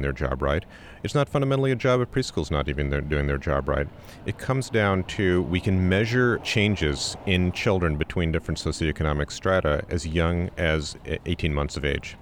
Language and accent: English; Wisconsin, United States; my home state of Wisconsin